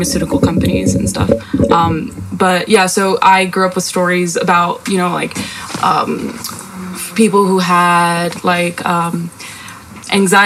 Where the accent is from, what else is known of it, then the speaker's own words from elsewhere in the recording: United States; also born or lived in Spain; I grew up in America, which is why I speak like this